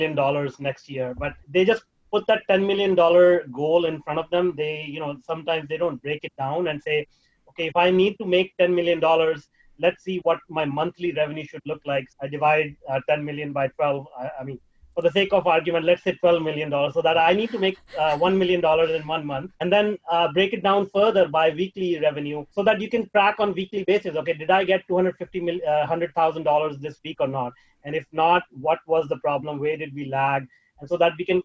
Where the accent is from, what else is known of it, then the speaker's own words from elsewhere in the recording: India; moved away; I was raised in India